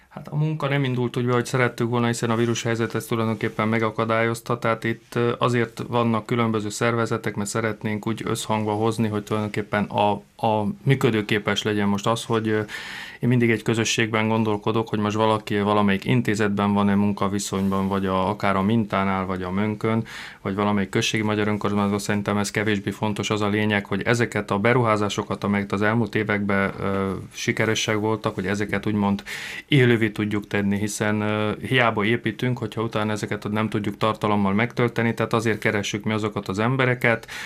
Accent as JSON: {"language": "Hungarian", "region": "Prekmurje", "country": "Slovenia", "tie": "born or raised there", "said": "akik itt születtünk"}